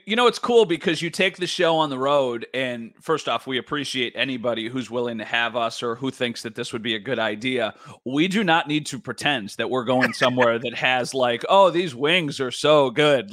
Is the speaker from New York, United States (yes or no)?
yes; Northtowns, New York, United States; now in Grand Island, United States; I am from the North Downs, okay? Like, I live currently on Grand Island